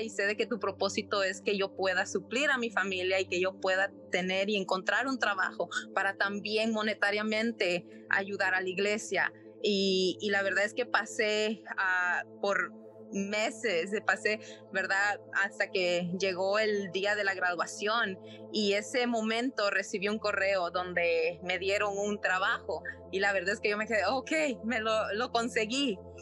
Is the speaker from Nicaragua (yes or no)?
yes; Nicaragua; soy de Nicaragua